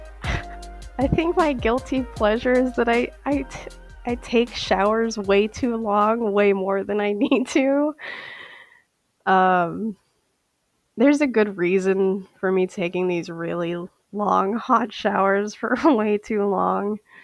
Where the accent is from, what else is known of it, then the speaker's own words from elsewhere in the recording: St. Paul, Minnesota, United States; I am from St. Paul, Minnesota